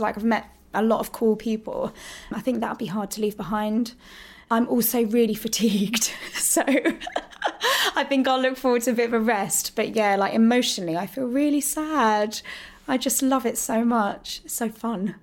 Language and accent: English; Hemel Hempstead, East of England, United Kingdom; I grew up in Hertfordshire. I was born in Hemel Hempstead.